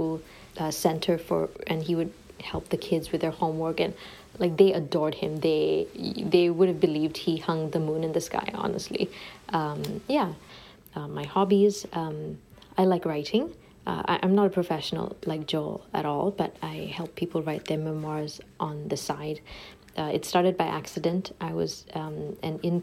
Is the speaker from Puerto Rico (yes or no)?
no; Singapore; born or raised there; moved away as an adult; now in Ottawa, Canada